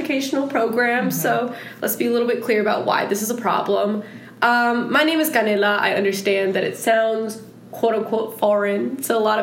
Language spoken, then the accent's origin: English; Los Angeles, California, United States; I was born in the Los Angeles area